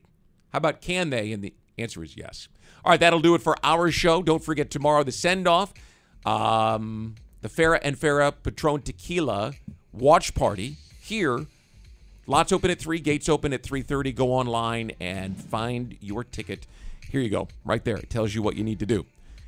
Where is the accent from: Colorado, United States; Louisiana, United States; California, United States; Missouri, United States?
Missouri, United States; Kansas City; So I grew up in Kansas City, and I can remember there was a time between when Joe Montana retired and Alex Smith showed up